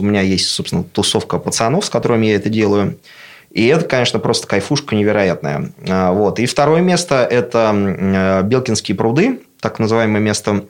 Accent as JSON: {"language": "Russian", "country": "Russia", "tie": "born or raised there", "also_born_or_lived": "Moscow", "moved": "yes", "lives_now": "Obninsk, Russia", "said": "я абсолютно деревенский пацан, который вырос в деревне"}